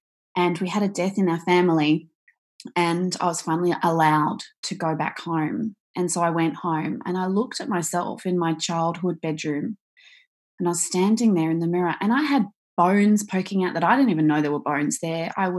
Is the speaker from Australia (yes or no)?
yes; Australia; So I am Australian. I live in Victoria, as we just talked about, on the beach